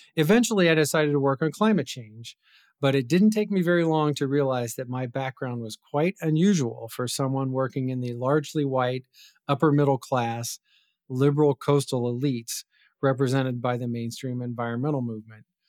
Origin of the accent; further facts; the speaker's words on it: West Virginia, United States; moved away; where I grew up in West Virginia